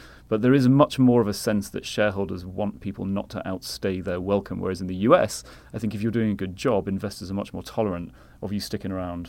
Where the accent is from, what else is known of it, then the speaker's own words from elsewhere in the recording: London, United Kingdom; now in New York, United States; Well, so obviously I came from London to now based in New York